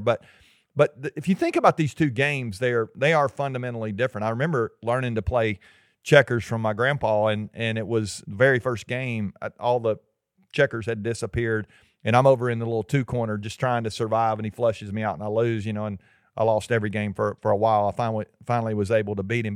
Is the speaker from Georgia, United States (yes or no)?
yes; Georgia, United States; we're from Georgia